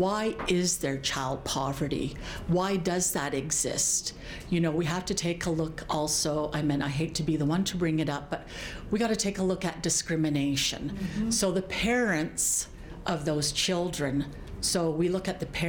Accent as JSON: {"language": "English", "area": "Blood Reserve", "region": "Alberta", "country": "Canada", "moved": "yes", "lives_now": "Lethbridge, Canada", "said": "I live in Lethbridge, but I'm from the Blood Reserve"}